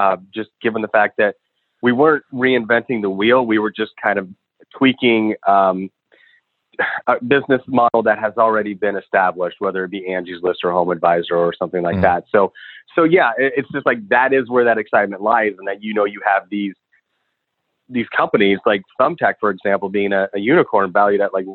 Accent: Chicago, Illinois, United States; I'm from Chicago originally.

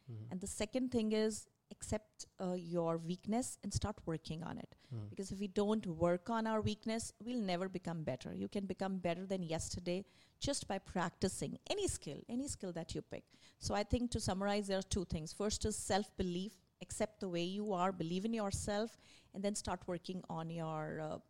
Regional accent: India; English is a second language; moved away; I moved here in 2016 from India. So when I came here, of course, because I was from India, I was good in my English, but I had to learn the accent

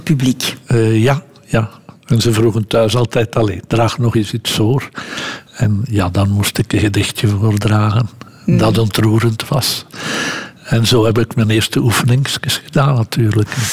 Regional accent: Lede, Flanders, Belgium; in onze straat woonden veel arbeiders die de trein naar Brussel namen. Want ik ben van Leden en dat is op de grote route tussen Gent en, Brussel

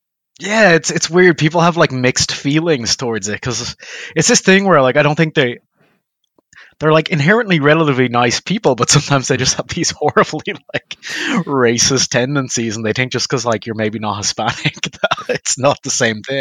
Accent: Dublin, Leinster, Ireland; now in Oklahoma, United States; North Dublin the whole time.

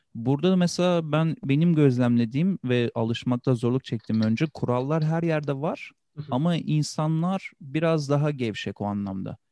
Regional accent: Turkey; moved away as an adult; also born or lived in Switzerland; now in California, United States; Sonra Türkiye'ye geçtik, yerleştik

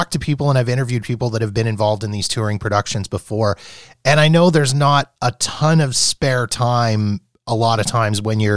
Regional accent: Canada; being Canadian

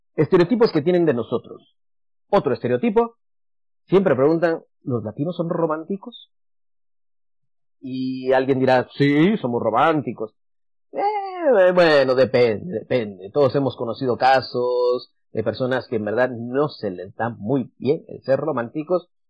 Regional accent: Guatemala; moved away; En Guatemala tenemos mucho café

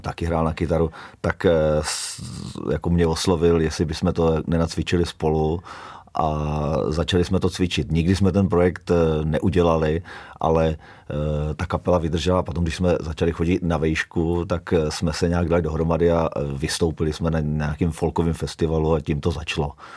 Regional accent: Kladno, Central Bohemian Region, Czechia; moved away as an adult; now in Kamenné Žehrovice, Czech Republic; já jsem vyrůstal eh, v Kladně Rozdělově, což je vlastně jakoby ta nejzápadnější část.

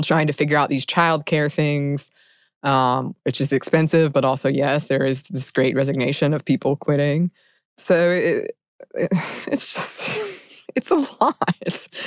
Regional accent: United States; as an American

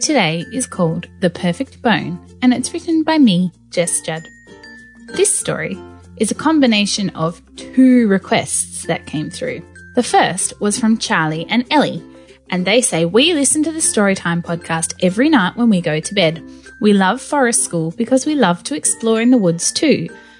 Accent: Australia; I am Australian

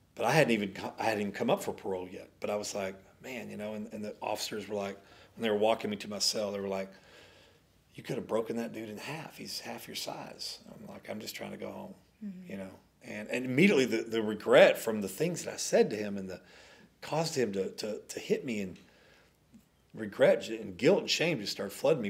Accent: Dallas, Texas, United States; We grew up in South Dallas.

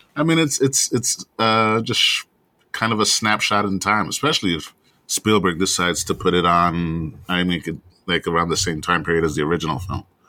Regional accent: New York City, New York, United States; I'm from Brooklyn.

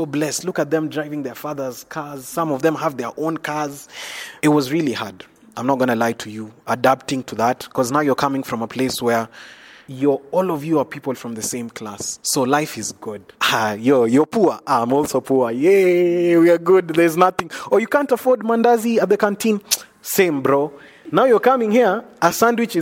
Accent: Nairobi, Kenya; I'm from Nairobi, Kenya. I was coming from Eastlands

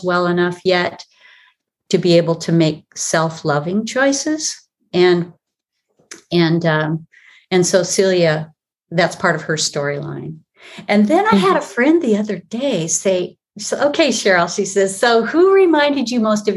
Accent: Olympic Peninsula, Washington, United States; I was raised on the Olympic Peninsula in Northwest Washington State

